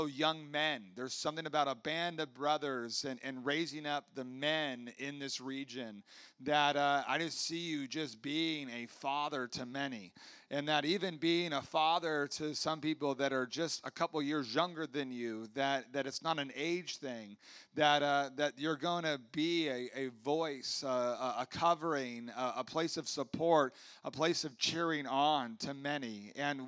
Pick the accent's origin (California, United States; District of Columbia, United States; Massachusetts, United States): California, United States; Huntington Beach; I grew up in Huntington Beach